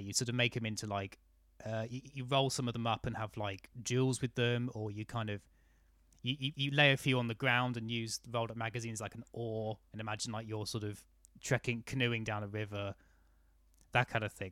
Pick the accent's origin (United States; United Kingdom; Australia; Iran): United Kingdom; I was raised in the South.